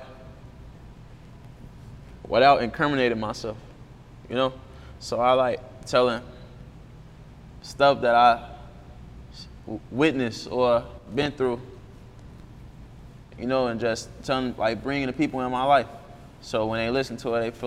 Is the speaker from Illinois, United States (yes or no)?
yes; Chicago, Illinois, United States; I'm from Inglewood, I'm from 66 Marshfield